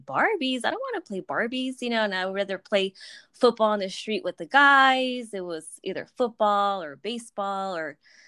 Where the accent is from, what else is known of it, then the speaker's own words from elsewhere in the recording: Los Angeles, California, United States; also born or lived in Mission Hills, California; I'm from Sylmar